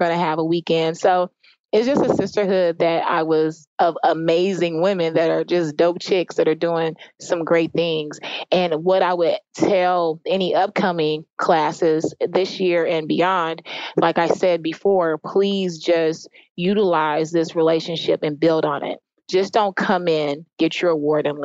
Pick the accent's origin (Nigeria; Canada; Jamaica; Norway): Jamaica; now in Alpharetta, United States; I am from Jamaica